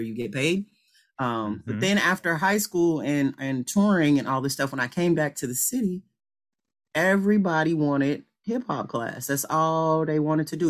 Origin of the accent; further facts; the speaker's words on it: Chicago, Illinois, United States; I am originally from the city, from Chicago.